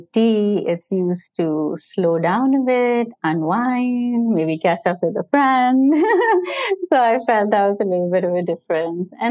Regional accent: Pakistan; now in New York City, United States

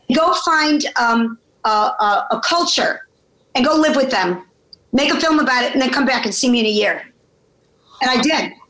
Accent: Chicago, Illinois, United States; moved away as an adult; now in New York City, United States; I was born in Chicago. I came to New York to go to college uh, at Barnard, and I never left

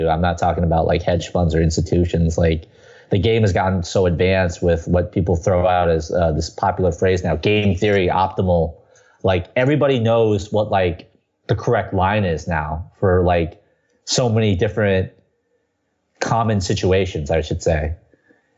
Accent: Southern California, United States; now in New York City, United States; I come from Southern California

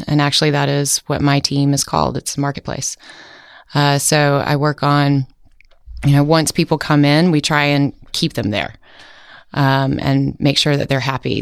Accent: Outer Banks, North Carolina, United States; moved away as an adult; now in San Francisco, United States; I grew up on the Outer Banks

